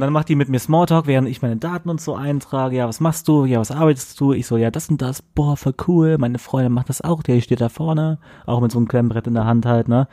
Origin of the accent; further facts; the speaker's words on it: Bonn, North Rhine-Westphalia, Germany; moved away as an adult; now in Cologne, Germany; ich komme auch aus Bonn